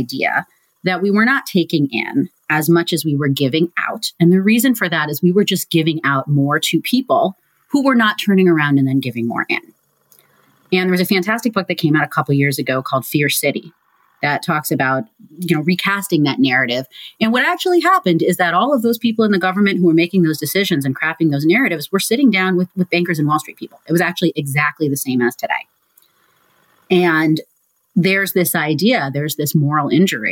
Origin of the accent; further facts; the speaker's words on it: New York City, New York, United States; now in Chicago, United States; I'm actually from New York